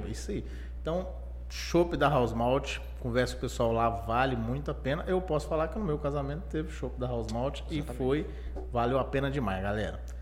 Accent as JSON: {"language": "Portuguese", "town": "Pirapora", "region": "Minas Gerais", "country": "Brazil", "said": "Eu sou de Pirapora, cidade do norte de Minas"}